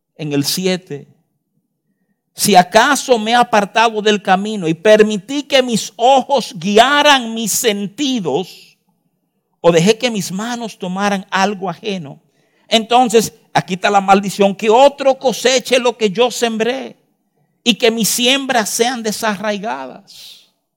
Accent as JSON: {"language": "Spanish", "country": "Dominican Republic", "said": "uno como dominicano"}